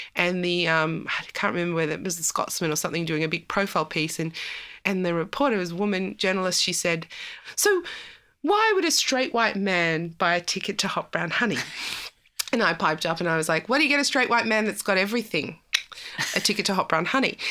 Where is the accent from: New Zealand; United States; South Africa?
South Africa; I'm South African